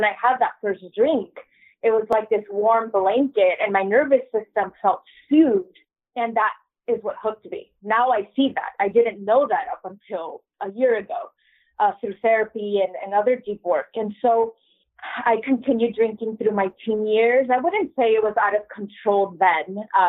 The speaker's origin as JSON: {"language": "English", "town": "San Diego", "region": "California", "country": "United States", "tie": "born or raised there", "said": "I am a American-born bicultural single mama. I live in San Diego. I was born and raised here."}